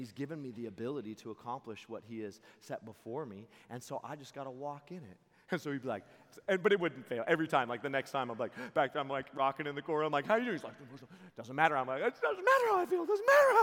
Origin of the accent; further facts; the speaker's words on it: Seattle, Washington, United States; I'm from Seattle